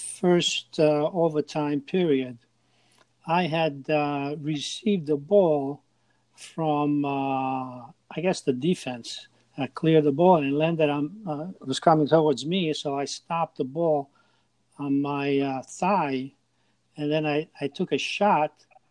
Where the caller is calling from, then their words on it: Port St. Lucie, Florida, United States; Port St. Lucie, Florida.